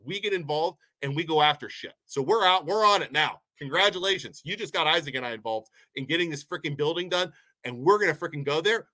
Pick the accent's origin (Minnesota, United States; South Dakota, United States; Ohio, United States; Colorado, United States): Ohio, United States; Poland; I'm from Poland. My family grew up here.